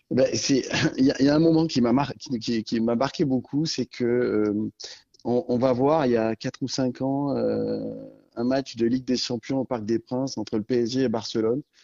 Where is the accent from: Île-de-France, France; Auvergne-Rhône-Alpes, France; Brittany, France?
Auvergne-Rhône-Alpes, France; Sancy; j'ai grandi dans le Sancy, donc au milieu de la nature